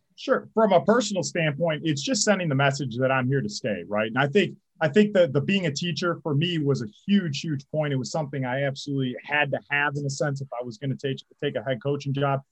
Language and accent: English; St. Clair Shores, Michigan, United States; I'm originally from St. Clair Shores, Michigan. Once upon a time, I graduated Lakeshore High School